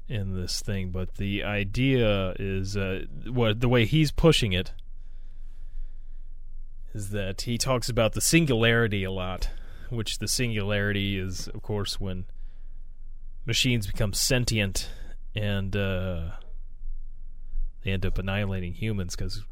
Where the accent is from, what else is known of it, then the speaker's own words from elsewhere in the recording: United States; I am an American.